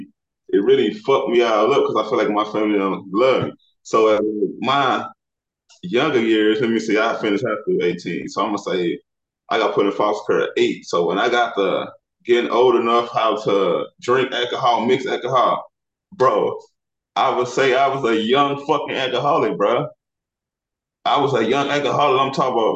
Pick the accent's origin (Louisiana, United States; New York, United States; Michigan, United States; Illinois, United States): Illinois, United States; moved away as an adult; now in Texas, United States; I'm from Illinois, bro. I stay in Texas